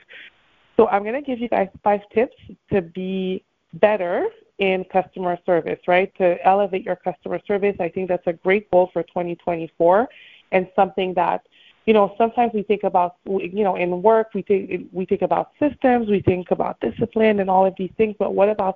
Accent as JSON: {"language": "English", "town": "Montreal", "region": "Quebec", "country": "Canada", "moved": "as an adult", "lives_now": "Miami, United States", "said": "I'm originally from Montreal, Canada, and I now live in Miami"}